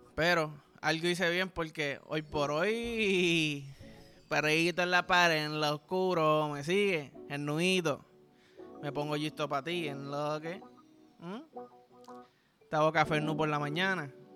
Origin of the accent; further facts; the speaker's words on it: Puerto Rico; como somos aquí los boricuas